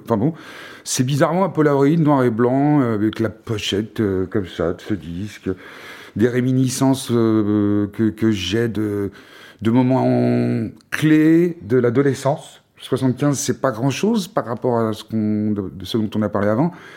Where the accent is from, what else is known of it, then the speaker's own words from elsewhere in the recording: France; chez nous en France